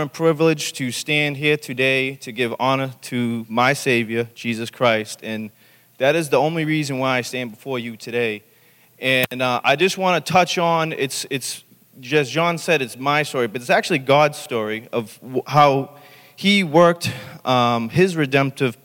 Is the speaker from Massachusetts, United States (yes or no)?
yes; Everett, Massachusetts, United States; now in Medford, United States; I grew up in Everett, you know, my preteen days